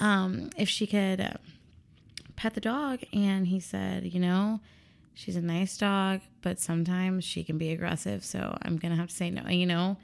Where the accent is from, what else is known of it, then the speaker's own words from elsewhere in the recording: Chicago, Illinois, United States; also born or lived in Columbia, Missouri; I was born and raised here in Chicago.